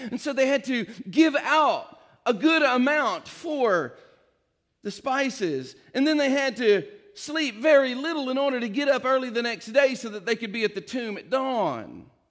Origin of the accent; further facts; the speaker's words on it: East Tennessee, United States; I'm from East Tennessee, got a little south in me